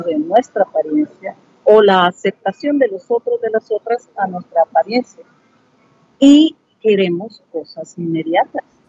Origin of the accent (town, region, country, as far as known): El Salvador